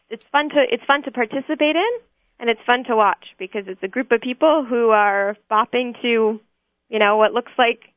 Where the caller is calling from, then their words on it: New York, United States; I'm actually calling from New York, but I will be in Israel for the event.